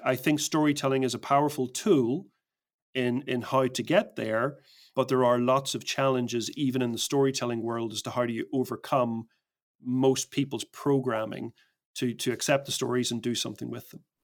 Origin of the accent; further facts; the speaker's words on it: Belfast, Northern Ireland, United Kingdom; I grew up in Belfast in Northern Ireland